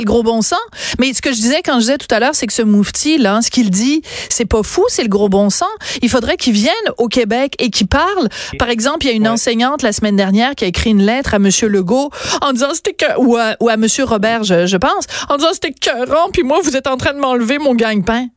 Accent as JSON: {"language": "French", "country": "France", "tie": "born or raised there", "said": "je suis née en France"}